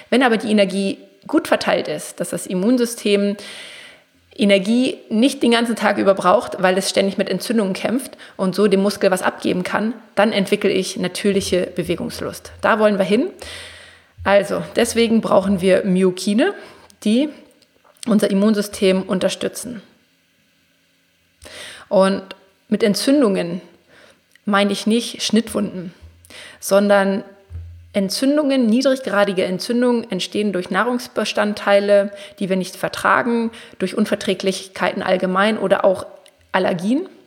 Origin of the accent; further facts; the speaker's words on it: Braunschweig, Lower Saxony, Germany; also ich komme ja aus Braunschweig, im Raum Braunschweig, Wolfsburg, Hannover